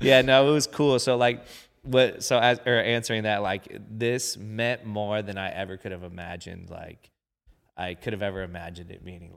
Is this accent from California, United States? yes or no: yes; Long Beach, California, United States; I grew up in Long Beach